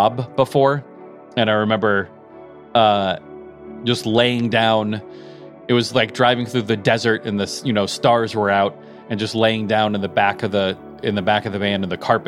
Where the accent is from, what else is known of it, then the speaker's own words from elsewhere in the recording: Colorado, United States; moved away as an adult; also born or lived in Oregon; I grew up in Colorado but was going to school in Oregon